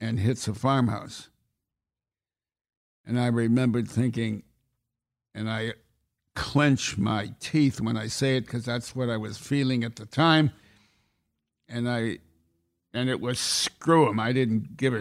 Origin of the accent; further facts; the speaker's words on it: United States; I'm an American